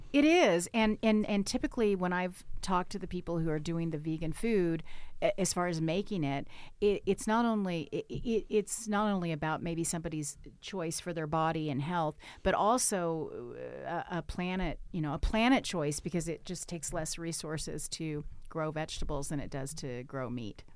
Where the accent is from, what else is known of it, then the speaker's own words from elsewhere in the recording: Arkansas, United States; now in Bend, United States; I have a lake house where I grew up back in Arkansas